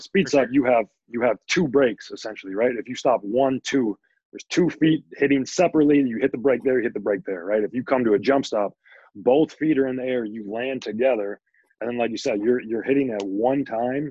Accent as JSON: {"language": "English", "town": "Princeton", "region": "Minnesota", "country": "United States", "tie": "born or raised there", "said": "I grew up in Princeton"}